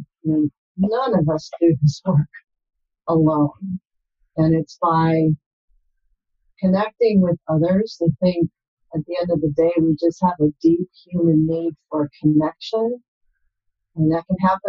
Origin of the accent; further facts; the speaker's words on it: Milwaukee, Wisconsin, United States; moved away; also born or lived in California; I grew up in Wisconsin in the Milwaukee area